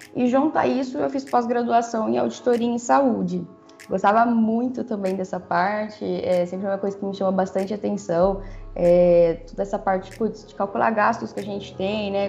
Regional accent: São José do Rio Preto, São Paulo, Brazil; Eu sou de São José do Rio Preto

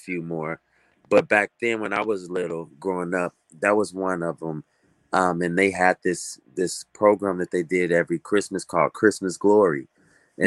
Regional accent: Chicago, Illinois, United States; also born or lived in Hahn, Germany; Chicago is home for me. I'm an Air Force brat. So I was born over in Hahn, Germany, but I only spent a few years there. And so, you know, still a toddler, I'm talking, moving to Chicago

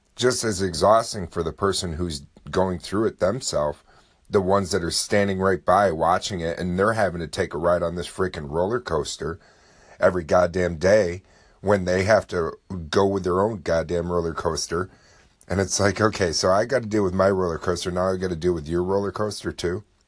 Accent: upstate New York, United States; here in my hometown

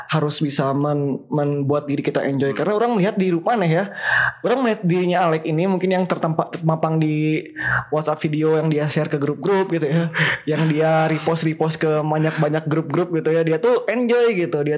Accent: Bandung, West Java, Indonesia; kita anak Bandung Timur, kita juga Viking sejati, kita juga dekat sama GBLA rumahnya.

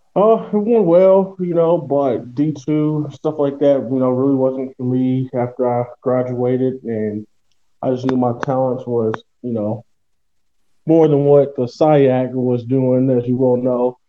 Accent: Louisville, Kentucky, United States; moved away as an adult; now in Poland; I'm from Louisville, Kentucky, and I'm from the United States.

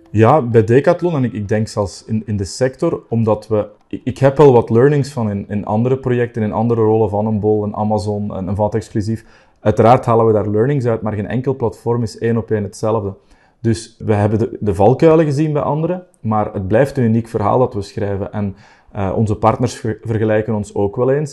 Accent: Belgium

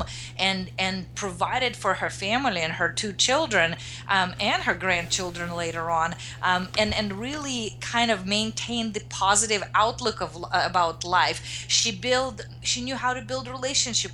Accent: Russia; now in United States; I grew up in Russia, now I'm in the US

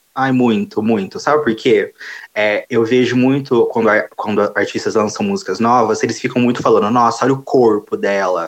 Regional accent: Franca, São Paulo, Brazil; eu sou de Franca interiorzão mesmo também

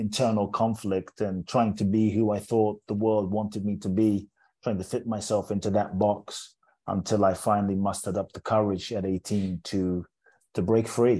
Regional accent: London, United Kingdom; also born or lived in Ghana; now in United States; I was born in Ghana, West Africa. My father's from Ghana. My mother's Japanese. I grew up in London. So I'm from everywhere and nowhere. Now I live in the US

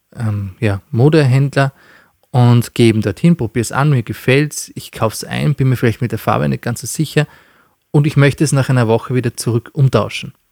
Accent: Austria; bei uns in Österreich

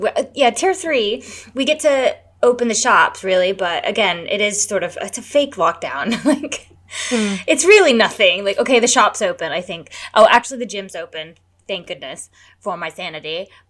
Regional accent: United States; I'm American.

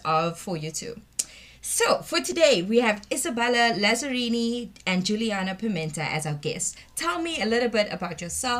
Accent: South Africa; I am from South Africa and I am a teacher and pedagogical assistant at 4U2.

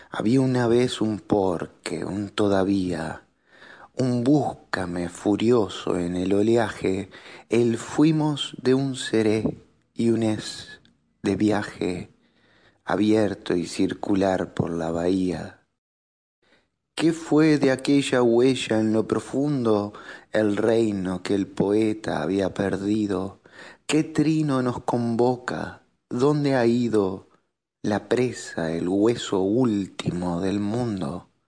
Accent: Uruguay; soy un escritor uruguayo

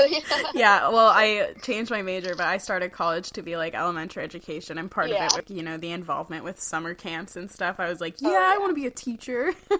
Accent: Fryeburg, Maine, United States; I'm from Freiburg, which is like next to North Conway, so I totally like same childhood experience.

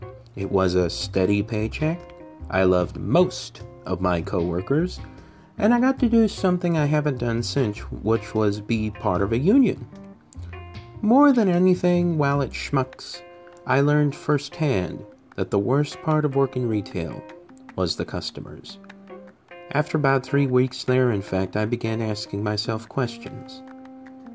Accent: St. Louis, Missouri, United States; I worked as a deli clerk for a well-known grocery store chain in my hometown of St. Louis, Missouri.

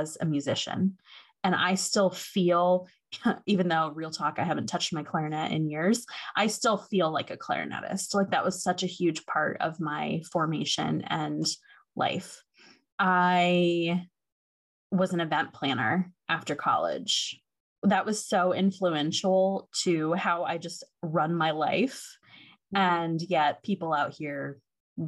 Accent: Ohio, United States; moved away as an adult; also born or lived in Seattle; I grew up in Ohio and moved out to Seattle when I was 26

